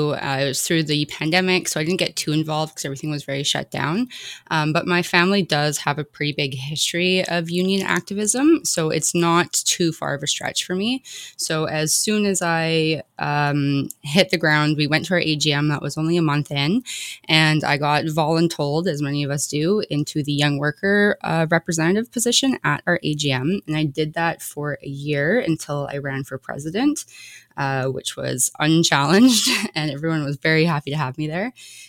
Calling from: Nanaimo, British Columbia, Canada; I am from Nanaimo, which is the traditional and unceded territory of the Coast Salish people

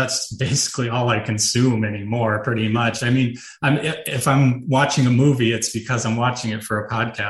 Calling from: Des Moines, Iowa, United States; I'm in Des Moines, the capital.

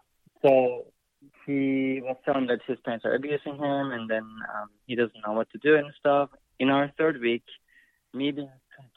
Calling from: Canada; So, I'm calling you from Canada.

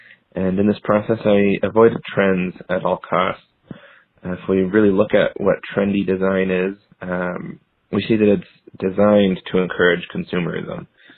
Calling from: Salt Lake City, Utah, United States; I'm calling from Salt Lake City, Utah.

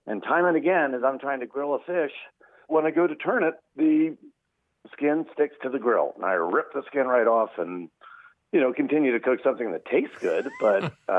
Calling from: York, Pennsylvania, United States; York, Pennsylvania.

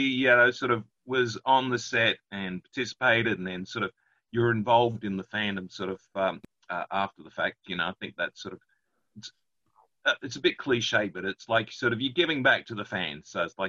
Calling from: Ballarat, Victoria, Australia; I'm calling from Ballarat.

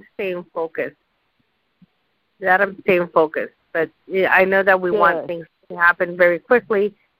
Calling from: California, United States; I'm calling from California.

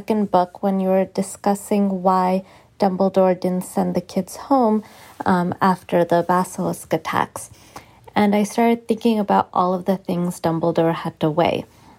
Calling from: Boston, Massachusetts, United States; I am calling from Boston.

